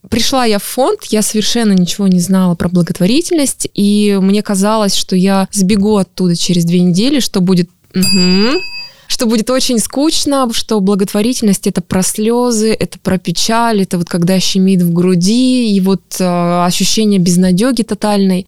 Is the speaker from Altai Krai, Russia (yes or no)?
yes; Altai Krai, Russia; moved away; последний раз я была на Алтае. Ну, это моя малая родина, поэтому я там часто бываю. Но там я мой дом, мои родители